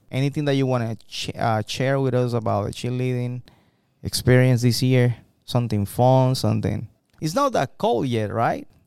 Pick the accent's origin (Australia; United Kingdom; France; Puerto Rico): Puerto Rico; now in United States; As a teacher for me, I'm from Puerto Rico